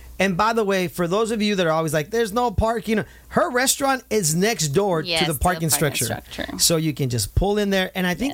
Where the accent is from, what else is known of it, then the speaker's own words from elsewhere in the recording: Santa Ana, California, United States; I grew up in Santa Ana as a kid.